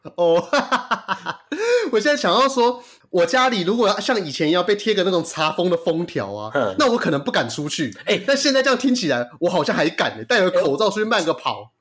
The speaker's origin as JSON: {"language": "Chinese", "country": "Taiwan", "said": "我们台湾人"}